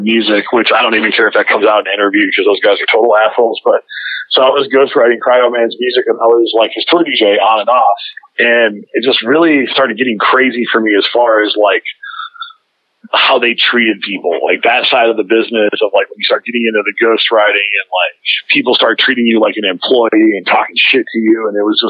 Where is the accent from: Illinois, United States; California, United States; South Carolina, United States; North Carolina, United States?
Illinois, United States; Chicago; I came from Chicago. I was doing Chicago house and started doing electro